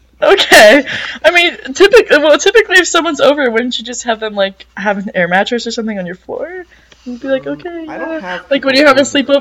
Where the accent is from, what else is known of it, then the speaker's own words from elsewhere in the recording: San Diego, California, United States; If you didn't know, me and …, we're from San Diego, so we're home for the holidays.